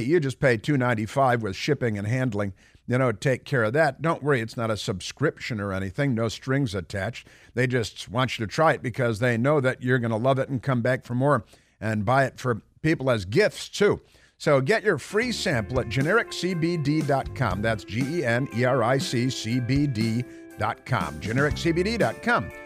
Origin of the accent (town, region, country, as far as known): Chicago, Illinois, United States; moved away